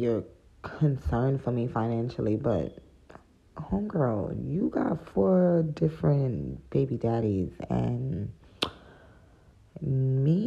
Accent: United States; I come from America

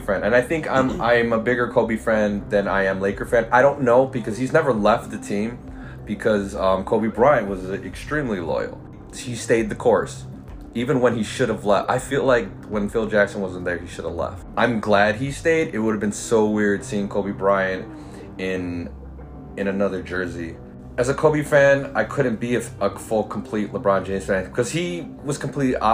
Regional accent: Philippines; also born or lived in Los Angeles, United States; I'm Filipino

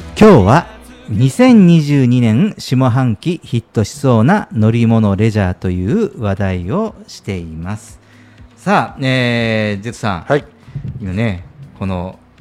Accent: Kyushu, Japan; 私九州の人間

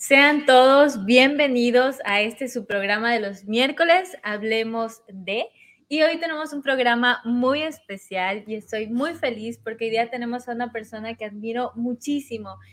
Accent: Machala, El Oro, Ecuador; also born or lived in Cuenca; now in New York, United States; como a los nueve años, me fui a vivir a Machala

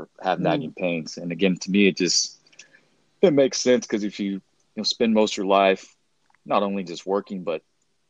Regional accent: Baldwin City, Kansas, United States; I actually went to Baker University, which is in my hometown

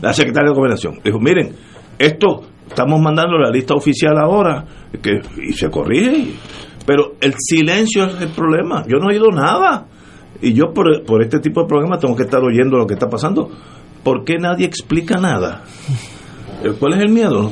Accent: San Juan, Puerto Rico; yo como sanjuanero

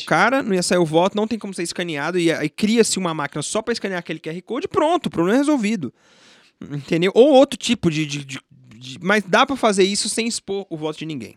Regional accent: Brasília, Federal District, Brazil; eu nasci aqui em Brasília, fui criado em Brasília

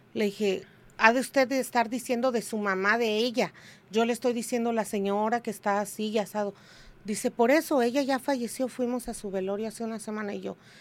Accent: Tijuana, Baja California, Mexico; yo soy de aquí de Tijuana, yo soy nacida y criada aquí en Tijuana

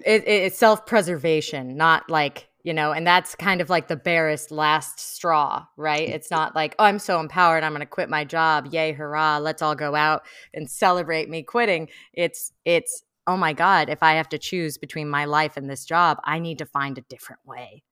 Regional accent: Bay Area, California, United States; now in Los Angeles, United States; I'm from the Bay Area

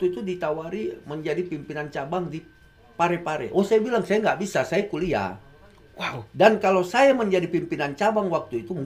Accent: Colombo, Western Province, Sri Lanka; born there; Saya kelahiran Sri Lanka, Bung.

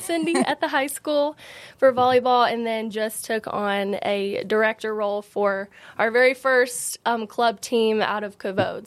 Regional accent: Franklin, United States; born and raised in Franklin

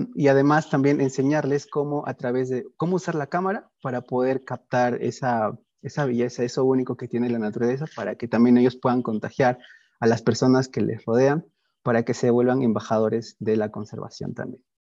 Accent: Peru; soy peruano

